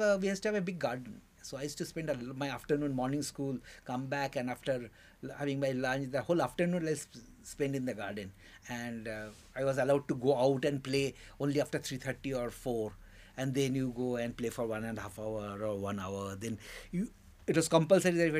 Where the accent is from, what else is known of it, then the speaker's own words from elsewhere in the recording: Durgapur, West Bengal, India; also born or lived in Calcutta; I was born in 56 in Calcutta. Then he shifted to Durgapur, which was just upcoming industrial town